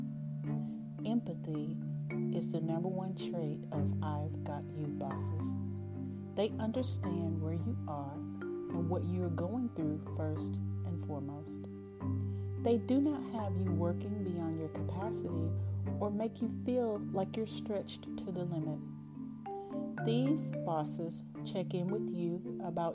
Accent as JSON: {"language": "English", "region": "East Texas", "country": "United States", "accent": "East Texas", "said": "my East Texas accent"}